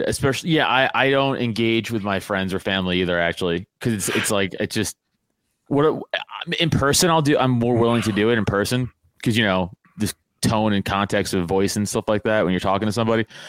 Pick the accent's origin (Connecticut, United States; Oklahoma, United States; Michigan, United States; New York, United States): New York, United States; now in near Philadelphia, United States; I'm from New York